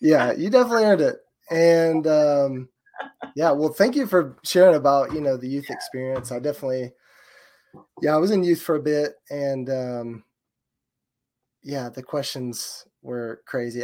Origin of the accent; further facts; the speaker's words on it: Georgia, United States; I'm from Georgia.